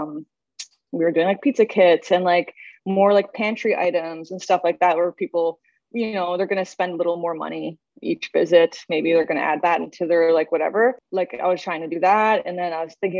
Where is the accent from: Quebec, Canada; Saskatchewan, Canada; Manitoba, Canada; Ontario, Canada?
Saskatchewan, Canada; Saskatoon; moved away as an adult; now in Toronto, Canada; I'm from Saskatchewan, Saskatoon.